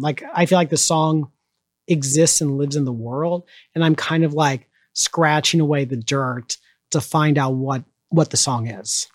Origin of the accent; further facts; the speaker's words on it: Orange County, California, United States; now in Chicago, United States; I was in high school and I grew up in Orange County, which was um, very very conservative